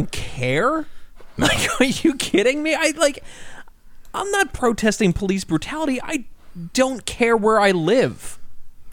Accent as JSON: {"language": "English", "region": "New York", "country": "United States", "tie": "born or raised there", "said": "growing up in New York"}